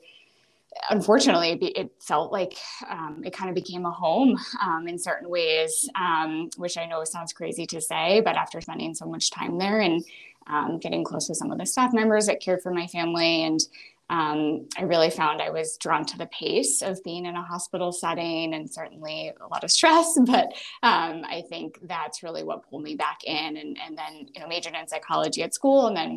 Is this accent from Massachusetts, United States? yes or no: yes; Boston, Massachusetts, United States; also born or lived in Pennsylvania; I grew up around the Boston area from here locally